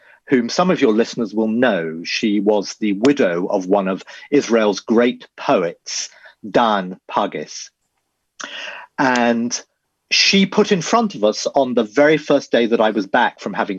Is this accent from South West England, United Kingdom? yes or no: yes; Dorset, South West England, United Kingdom; I was raised down in Dorset.